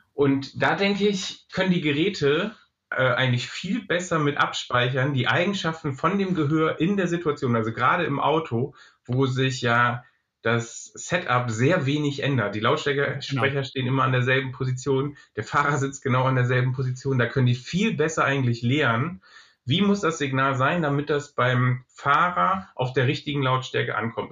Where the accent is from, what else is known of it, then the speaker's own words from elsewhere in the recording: Germany; bei uns in Deutschland